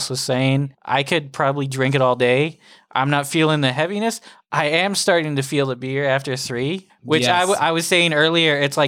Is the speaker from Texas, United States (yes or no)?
yes; Houston, Texas, United States; now in Los Angeles, United States; In the South, like growing up in Houston